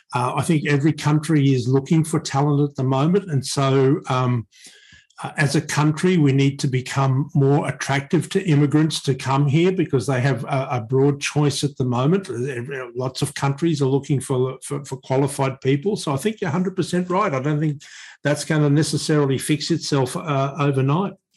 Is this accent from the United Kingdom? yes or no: no; Australia; we are a part of Asia